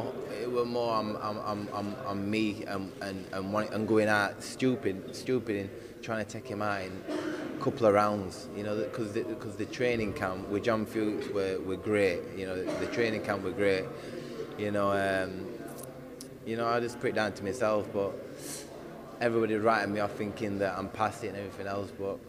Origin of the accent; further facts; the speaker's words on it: United Kingdom; I'm a Brit as well